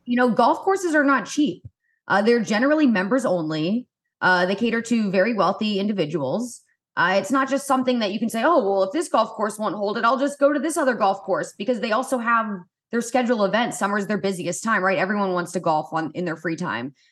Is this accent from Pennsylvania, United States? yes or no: no; Indianapolis, Indiana, United States; I grew up in Indianapolis